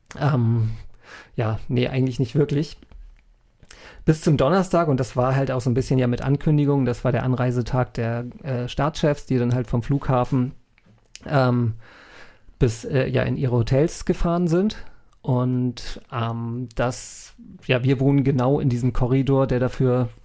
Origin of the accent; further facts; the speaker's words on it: North Frisia, Schleswig-Holstein, Germany; moved away; Nordfriesland ist, für wo ich herkomme